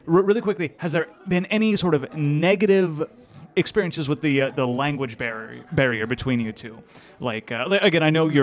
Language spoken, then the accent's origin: English; United States; first language English; now in Japan; I'm American. Well, we're American